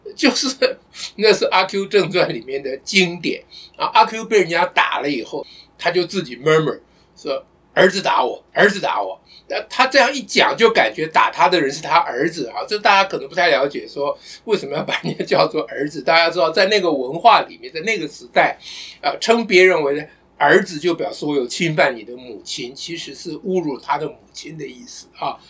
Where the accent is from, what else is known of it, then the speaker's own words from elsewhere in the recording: Taiwan; 我们台湾人